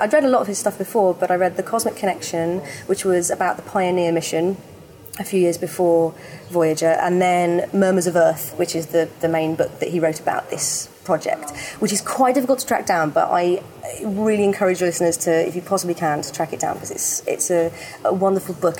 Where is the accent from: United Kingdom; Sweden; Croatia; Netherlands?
United Kingdom; Birmingham, West Midlands; moved away; also born or lived in London; I lived in Birmingham, I grew up in Birmingham